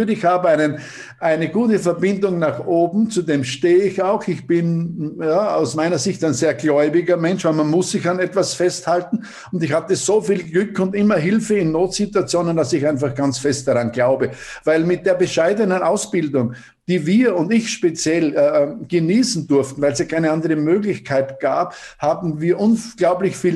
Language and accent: German; Paldau, Styria, Austria; Ja, also wir sind in Paldau aufgewachsen.